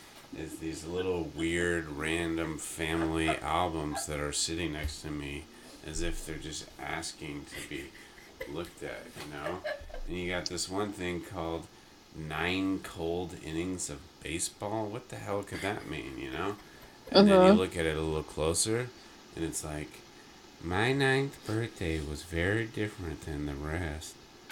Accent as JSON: {"language": "English", "region": "Texas", "country": "United States", "tie": "born or raised there", "said": "I grew up in Texas, where we"}